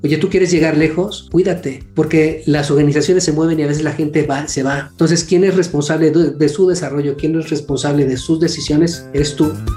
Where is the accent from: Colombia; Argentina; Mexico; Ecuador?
Mexico; Mexico City; now in Querétaro, Mexico; yo soy de Ciudad de México, ahorita vivo en Querétaro.